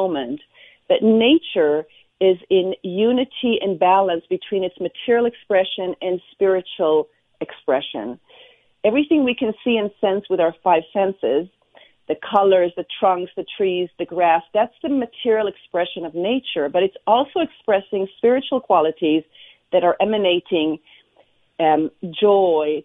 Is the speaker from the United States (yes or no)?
no; Israel; I was born and raised in Israel